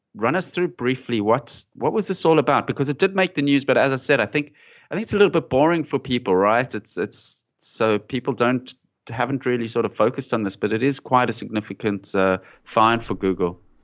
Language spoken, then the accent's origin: English; Johannesburg, Gauteng, South Africa; moved away as an adult; now in Sydney, Australia; I grew up in South Africa, in Johannesburg